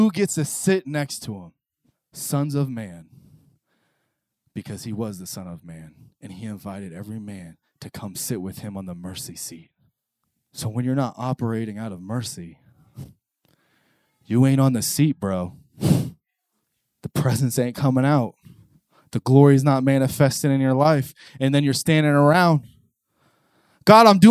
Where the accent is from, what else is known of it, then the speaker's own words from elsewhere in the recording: New Port Richey, Florida, United States; from Newport Richie